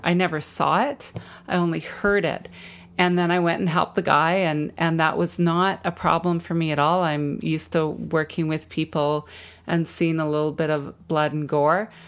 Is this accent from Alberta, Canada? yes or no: yes; Jasper, Alberta, Canada; now in Vancouver, Canada; growing up in Jasper